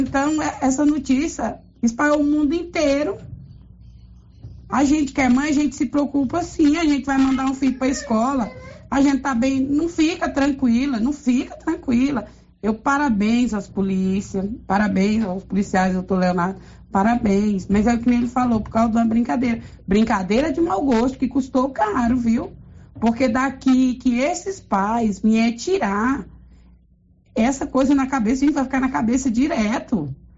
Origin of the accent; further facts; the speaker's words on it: Silvânia, Goiás, Brazil; sou daqui de Silvânia.